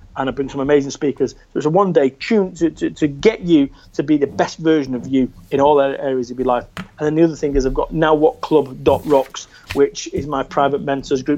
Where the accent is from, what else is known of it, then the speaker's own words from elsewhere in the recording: Salford, North West England, United Kingdom; moved away; also born or lived in Somerset; I'm from Salford, Manchester. I lived in a shop above a masonette.